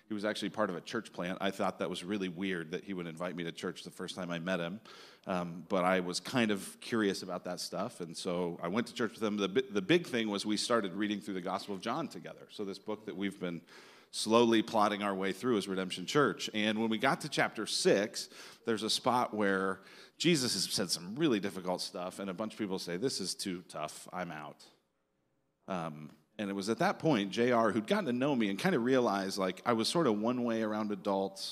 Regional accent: Denver, Colorado, United States; now in Phoenix, United States; I'm originally from Denver, Colorado. And, Yeah, went to high school, kind of born and raised in Denver

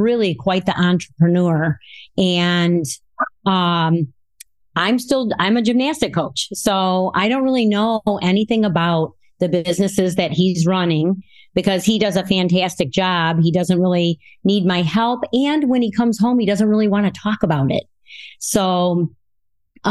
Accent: Rockford, Illinois, United States; I'm from Rockford, Illinois, and I was born and raised here in Rockford

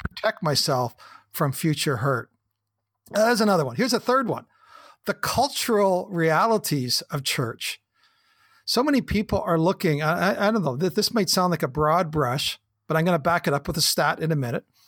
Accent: the Kootenays, British Columbia, Canada; I'm a Canadian kid, a farm boy, grew up in the Kootenays

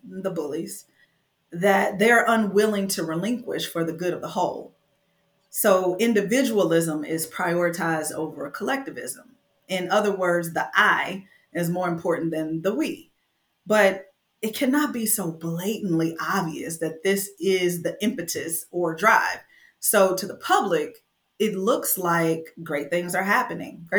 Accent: Flint, Michigan, United States; I was born and raised in Flint, Michigan in the 80s

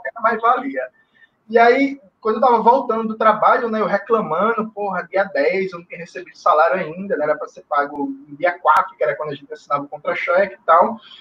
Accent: Recife, Pernambuco, Brazil; also born or lived in Jaboatão dos Guararapes / Petrolina; Eu nasci em Jaboatão dos Guararapes, mas vivi minha vida toda em Recife

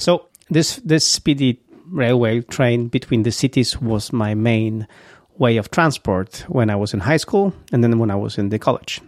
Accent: Gdynia, Pomeranian Voivodeship, Poland; English is a second language; moved away; I love Gdynia. This is my hometown. This is where I was born

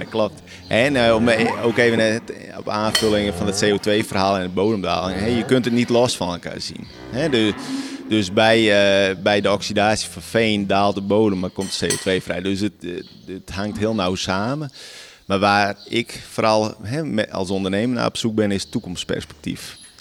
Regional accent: Friesland, Netherlands; ben hier geboren. Ik slaap nu op precies dezelfde plek als waar ik ben geboren

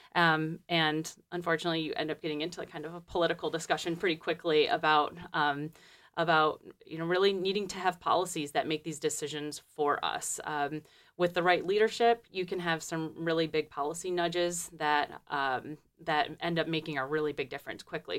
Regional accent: Detroit, Michigan, United States; moved away as an adult; also born or lived in Peru; I'm from Michigan originally. I'm from, um, Detroit.

